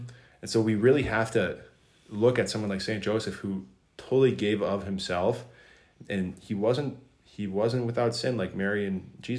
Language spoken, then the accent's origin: English; South Korea; I'm from South Korea.